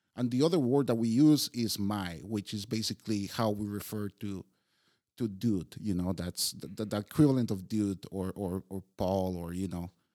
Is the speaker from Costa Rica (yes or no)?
yes; Costa Rica; moved away as an adult; now in Prague, Czechia; born and raised in Costa Rica